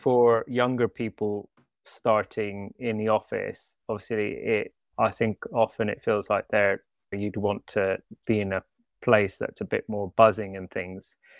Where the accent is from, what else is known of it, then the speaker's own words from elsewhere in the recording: Canada; moved away as an adult; also born or lived in Switzerland; now in London, United Kingdom; I'm actually part Swiss, part British, but I grew up in Canada